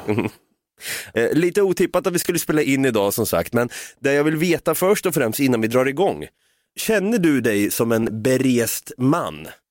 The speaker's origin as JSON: {"language": "Swedish", "town": "Norrköping", "region": "Östergötland", "country": "Sweden", "said": "vi är båda från Norrköping"}